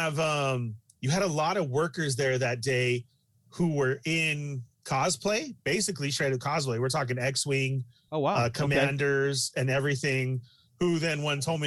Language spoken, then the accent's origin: English; California, United States